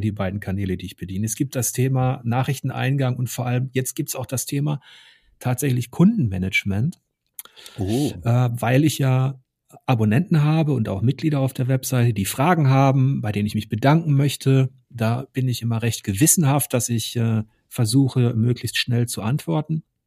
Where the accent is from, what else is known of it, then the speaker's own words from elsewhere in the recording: Ruhr area, North Rhine-Westphalia, Germany; Ich komme aus dem Ruhrgebiet. Mein Opa, meine Onkel, die haben alle unter Tage gearbeitet